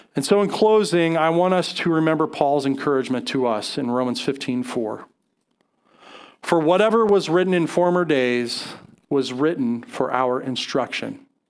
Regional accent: Colorado, United States; I grew up, I grew up in Colorado

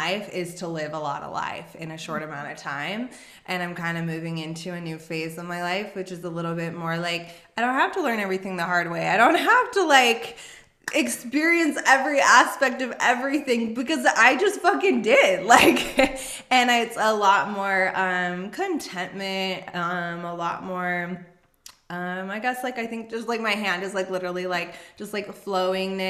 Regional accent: Las Vegas, Nevada, United States; I grew up in Vegas.

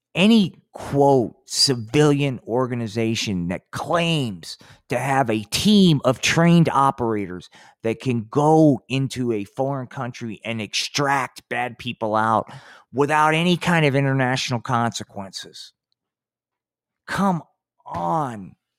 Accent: New Jersey, United States; moved away; I came from Jersey

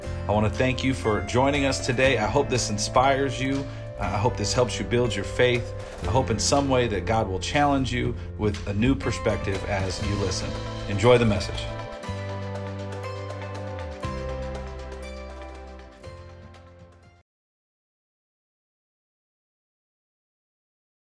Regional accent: Las Vegas, Nevada, United States; I'm one of those crazy ones that was born and raised in Las Vegas.

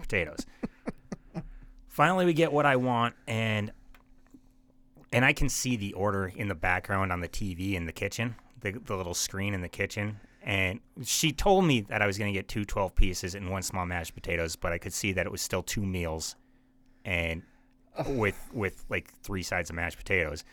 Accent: Bismarck, North Dakota, United States; I'm from Bismarck

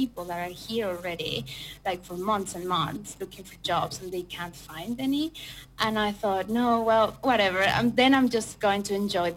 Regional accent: Mexico; moved away as an adult; also born or lived in Madrid, Spain; now in Ingolstadt, Germany; I'm from Mexico and I have been here for almost a year and a half now

